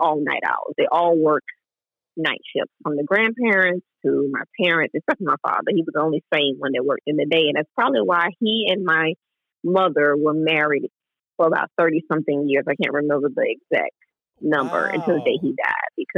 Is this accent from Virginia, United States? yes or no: no; Jacksonville, Florida, United States; also born or lived in Brooklyn, New York; I left New York when I was like 8 years old and moved to Jacksonville, Florida